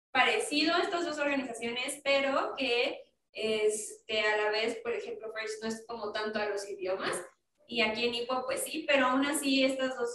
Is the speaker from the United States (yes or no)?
yes; Wisconsin, United States; Spanish is a second language; moved away as an adult; now in Washington, D.C., United States; ah, yo soy originalmente de Wisconsin